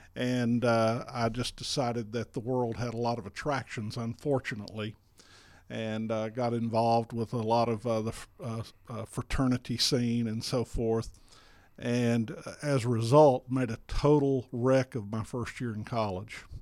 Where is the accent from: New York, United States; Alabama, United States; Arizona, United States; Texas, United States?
Alabama, United States; South; moved away as an adult; now in Pendergrass, Georgia, United States; my wife, Amy, and I grew up in South Alabama